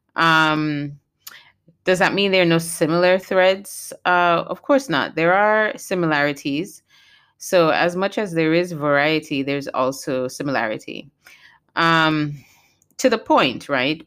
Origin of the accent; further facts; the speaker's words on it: U.S. Virgin Islands; also born or lived in Saint Kitts and Nevis (parents' country); Saint Croix is where I was born and raised